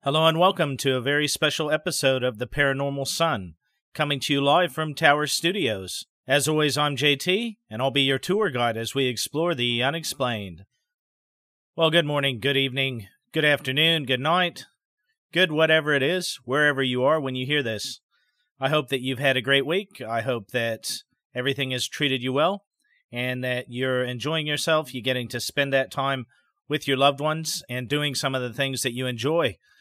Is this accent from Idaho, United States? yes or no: yes; Idaho, United States; My home state of Idaho